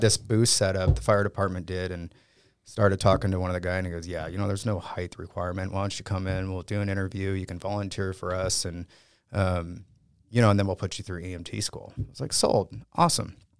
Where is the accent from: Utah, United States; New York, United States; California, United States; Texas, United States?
California, United States; San Diego; I grew up in San Diego, San Diego, California